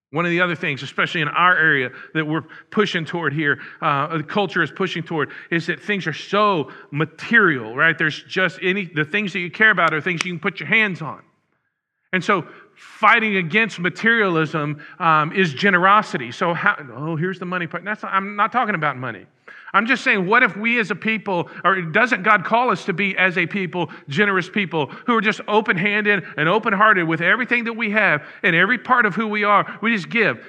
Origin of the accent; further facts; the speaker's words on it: Huntsville, Texas, United States; moved away; the next town where we were, uh, was Huntsville, my hometown.